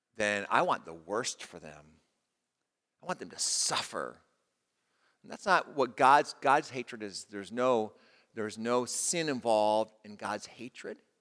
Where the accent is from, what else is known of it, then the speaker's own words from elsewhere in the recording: United States; as an American